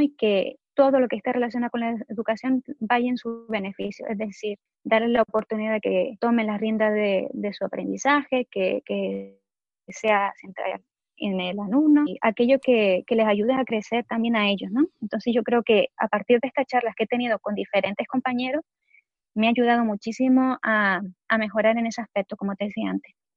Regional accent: Gran Canaria, Canary Islands, Spain; moved away as an adult; now in Netherlands; yo soy de Gran Canaria, aunque ahora mismo estoy viviendo en los Países Bajos

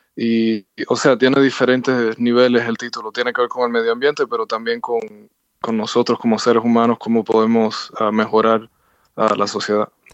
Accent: Cuba; moved away; yo nací en Cuba. Ah, hacía 23 años que no regresaba

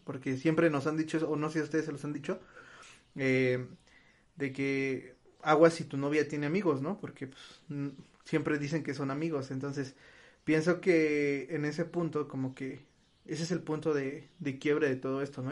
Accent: Mexico; nosotros como mexicanos

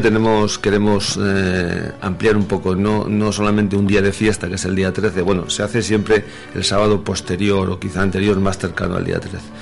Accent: Madrid, Community of Madrid, Spain; moved away as an adult; now in Puentetoma, Spain; Yo soy de Madrid, nacido en Madrid, eh, he vivido toda mi vida en Madrid

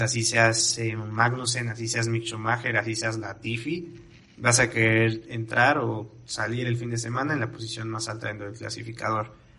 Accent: Mexico; como mexicanos

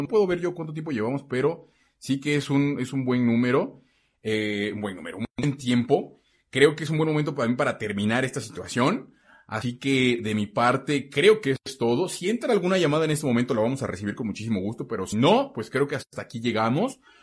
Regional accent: Mexico; first language Spanish

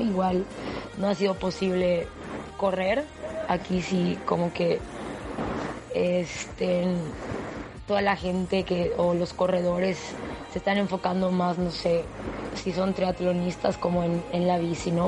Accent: Mérida, Yucatán, Mexico; soy de Mérida, Yucatán

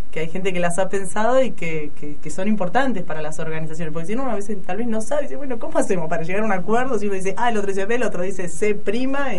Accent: Buenos Aires, Argentina; moved away; Yo soy de Buenos Aires

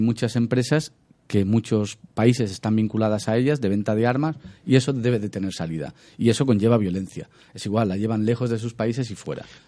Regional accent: Badalona / Massanet, Catalonia, Spain; va a pasar en mi tierra

